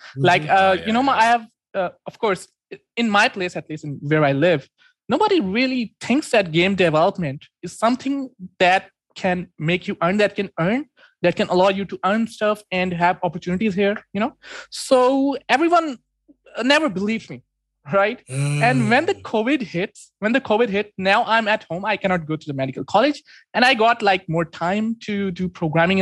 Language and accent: English; Islamabad, Islamabad Capital Territory, Pakistan; I'm from Pakistan. And cool. The city is Islamabad.